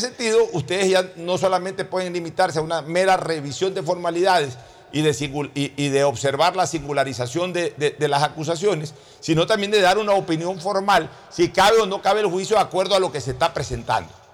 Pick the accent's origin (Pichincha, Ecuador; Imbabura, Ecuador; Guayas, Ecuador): Guayas, Ecuador; Guayaquil; yo hablo como guayaquileño